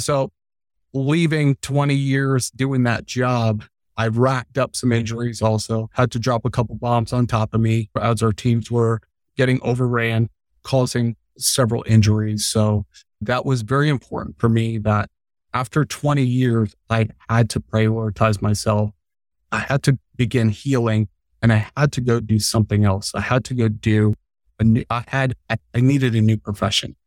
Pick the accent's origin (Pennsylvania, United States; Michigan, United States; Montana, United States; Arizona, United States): Arizona, United States; also born or lived in Long Island, New York; I grew up in Long Island, New York, moved to Arizona when I was a wee little guy. I know Arizona way better than I know New York.